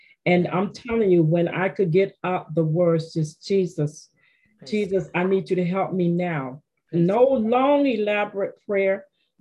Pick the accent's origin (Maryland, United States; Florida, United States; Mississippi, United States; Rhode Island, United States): Florida, United States; Penney Farms; I was from Florida.